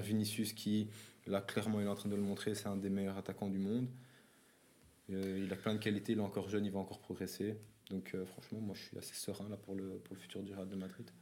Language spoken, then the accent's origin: French; Belgium; nous, comme en tant que Belges